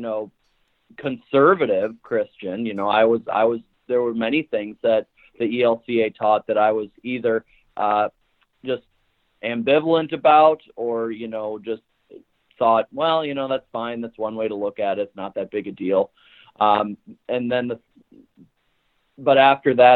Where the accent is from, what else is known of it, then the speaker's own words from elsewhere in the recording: Midland, Michigan, United States; moved away as an adult; also born or lived in Minnesota; now in Greenleaf, Kansas, United States; I grew up in Michigan, Midland, Michigan